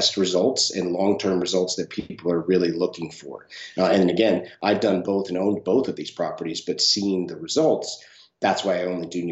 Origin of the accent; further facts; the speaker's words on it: Northeast, United States; also born or lived in California; now in St. Augustine, United States; where I grew up in the Northeast, it was normally a three-month short-term rental market